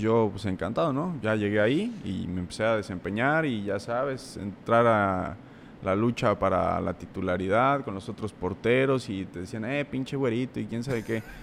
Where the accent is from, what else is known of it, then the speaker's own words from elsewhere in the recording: Puebla, Mexico; entré a la prepa tech eh, de allá de Puebla, soy de Puebla